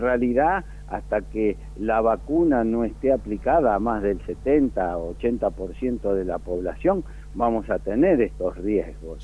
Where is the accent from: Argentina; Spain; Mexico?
Argentina; Buenos Aires; yo cuando era chiquito vivía en Villa del Parque